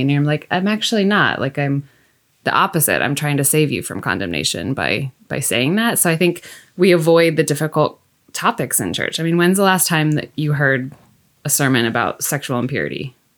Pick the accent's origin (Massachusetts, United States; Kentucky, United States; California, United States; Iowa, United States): Iowa, United States; Mount Ayr; moved away; I'm from Iowa originally, Southwest Iowa, Mount Air to be exact